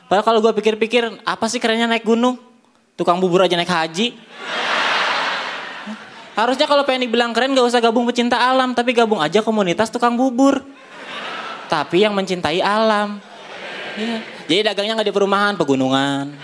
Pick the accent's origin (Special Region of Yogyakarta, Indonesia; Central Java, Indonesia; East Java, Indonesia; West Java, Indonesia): West Java, Indonesia; Bogor; Coba kalau mainnya di kampung gue di Bogor.